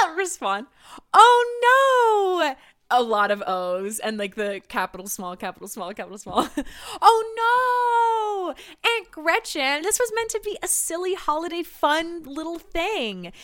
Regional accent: California, United States; also born or lived in Salt Lake City, Utah; growing up in California

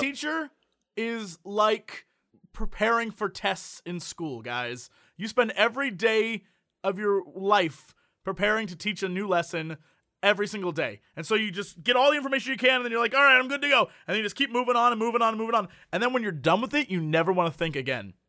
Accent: United States; we're American

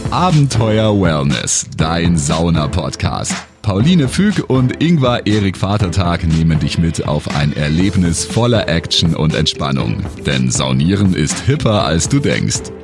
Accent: Regensburg, Bavaria, Germany; moved away as an adult; now in Munich, Germany; Ich komme ursprünglich aus Regensburg. Da bin ich aufgewachsen.

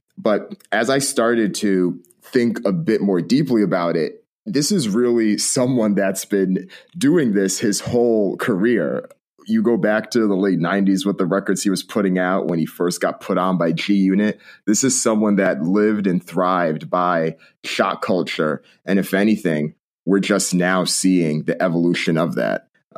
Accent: Connecticut, United States; now in Bay Area, United States; We both realized that we're both Jamaican. We're both from Connecticut and moved to the Bay Area.

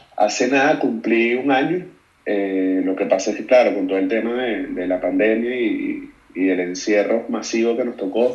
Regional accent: Caracas, Capital District, Venezuela; moved away as an adult; also born or lived in United States; now in Madrid, Spain; soy de Caracas, Venezuela

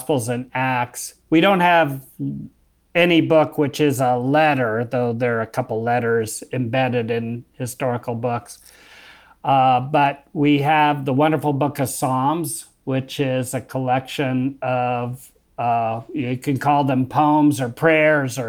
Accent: United States; I'm American

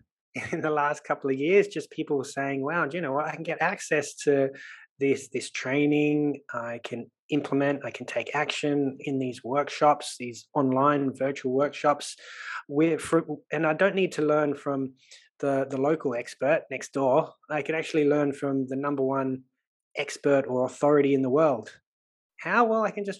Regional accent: Sydney, New South Wales, Australia; accent: Australian; you can probably tell by my accent that I'm Australian. So I grew up in Sydney

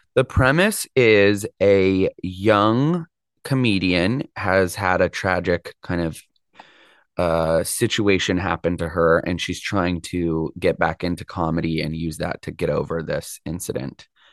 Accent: Mill Valley, California, United States; Mill Valley is my hometown

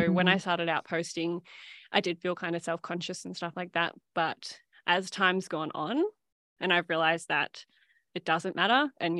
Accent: Shepparton, Victoria, Australia; obviously I grew up in Shepparton. And so, you know, when I see someone from Shepparton order, chances are I'm like, oh yeah, I know who that is.

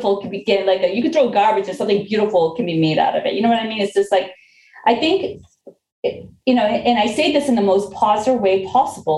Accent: Lawrence, Massachusetts, United States; also born or lived in Korea; I was not born in this country. I came from Korea at a very young age. And when my family first moved here, we actually lived in the city of Lawrence

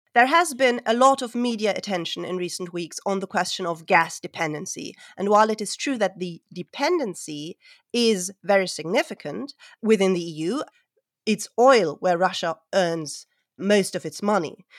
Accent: Hamburg, Germany; I'm a historian from Hamburg in Germany.

